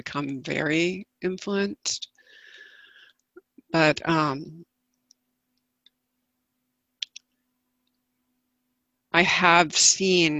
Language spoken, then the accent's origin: English; the South, United States; having been born and raised in the South